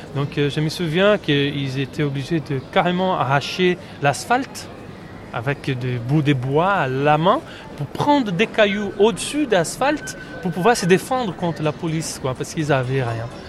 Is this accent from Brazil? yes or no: yes; Brazil; French is a second language; moved away; en tant que Brésilien